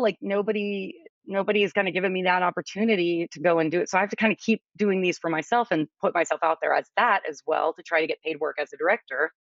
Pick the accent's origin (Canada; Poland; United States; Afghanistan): United States; New Orleans, Louisiana; I'm originally from New Orleans